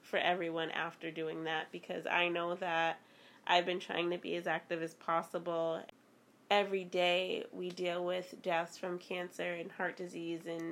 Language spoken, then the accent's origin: English; Boston, Massachusetts, United States; Growing up in Boston, though, I can say that my older cousins and family members taught me to be very street smart very early on